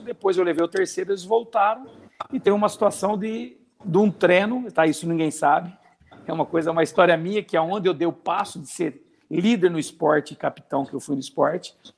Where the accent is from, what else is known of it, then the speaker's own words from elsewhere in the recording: Dois Córregos, São Paulo, Brazil; moved away as an adult; Eu sou numa cidade aqui pequena, de 30 mil habitantes, né, que chama Dois Córregos, né, onde eu nasci, onde meus pais ainda residem